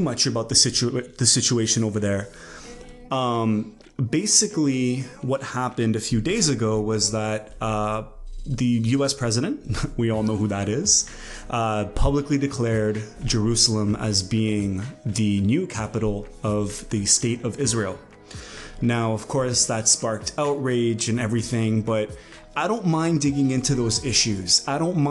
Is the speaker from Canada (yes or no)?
yes; Canada; as a Canadian